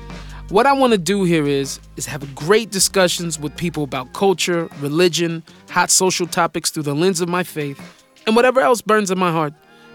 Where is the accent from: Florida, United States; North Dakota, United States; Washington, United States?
Washington, United States; Seattle; moved away as an adult; now in Israel; I'm from Seattle. I was born to hip-hop parents, got in trouble as a kid, and was able to make a major turnaround. I began my journey as a Muslim. I became a Christian in my teens, only to discover that my soul was Jewish